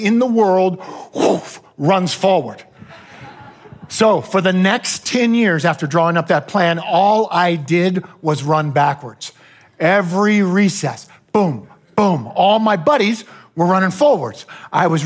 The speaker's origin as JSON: {"language": "English", "area": "near Davis", "region": "California", "country": "United States", "tie": "born or raised there", "said": "this small college near my hometown. It was called UC Davis"}